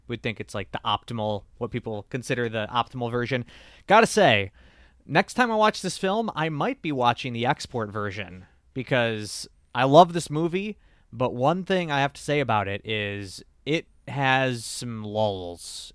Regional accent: United States; us Americans

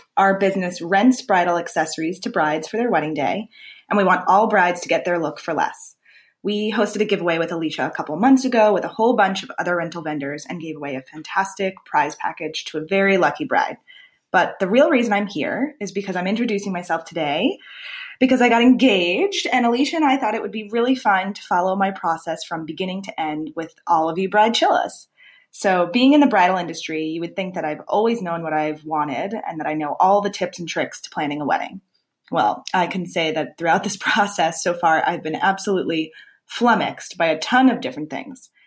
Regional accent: Long Island, New York, United States; I grew up on Long Island

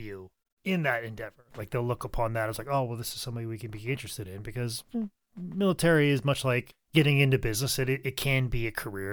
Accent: Midwest, United States; growing up in the Midwest like I did

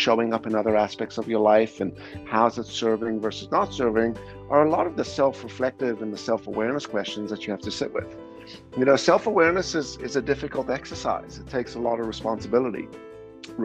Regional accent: South Africa; moved away; also born or lived in Canada; I grew up in South Africa as well

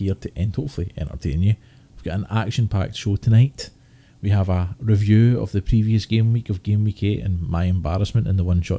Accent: Scotland, United Kingdom; being Scottish

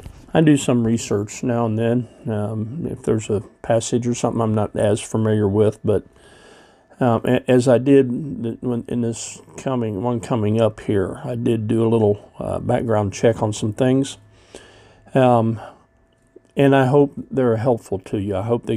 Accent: Russell Springs, Kentucky, United States; now in Cincinnati, United States; I think of my kind of what I call my hometown, the place where all my family is from, Russell Springs.

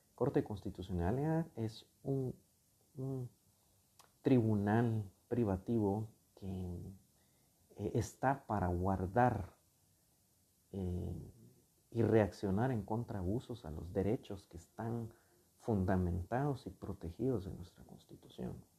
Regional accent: Guatemala; reconocemos como guatemaltecos que tenemos una fe

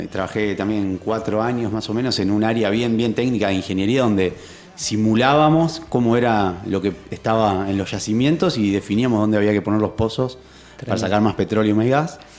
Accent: Rosario, Santa Fe, Argentina; also born or lived in Bariloche / Campana; Tengo 40. 40, ahí va. Rosarino. Soy rosarino. Eh, estudié acá en Rosario el colegio y después la facultad fui a estudiar a Bariloche, al Instituto Balseiro.

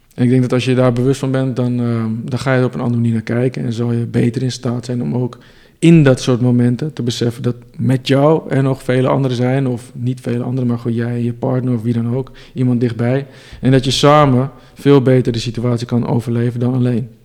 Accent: Amsterdam, North Holland, Netherlands; ik kom uit Amsterdam

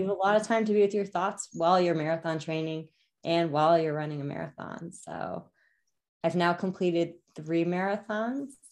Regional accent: New Jersey tri-state area, United States; also born or lived in New York City; I'm from the New Jersey tri-state area

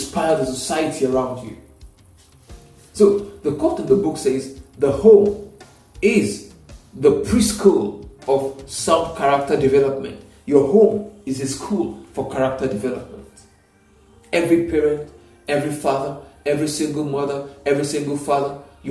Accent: Nigeria; Nigeria, and I use Nigeria because that's where I am. I am a Nigerian

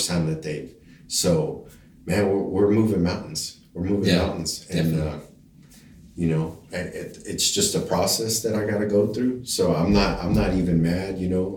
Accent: Denver City, Texas, United States; also born or lived in El Paso, Texas / Connecticut; Growing up in Denver City, you know, I think when I graduated high school, population was like 5,500 people

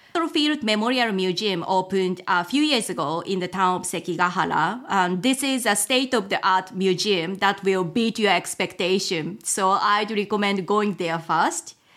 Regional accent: Japan; also born or lived in United Kingdom / Tokyo, Japan / Gifu Prefecture, Japan; I'm originally from Japan, in fact, not too far from where I currently live.

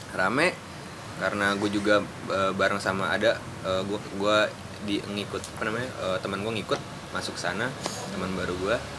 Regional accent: Bekasi, West Java, Indonesia; moved away as an adult; also born or lived in Yogyakarta; kota gue Bekasi

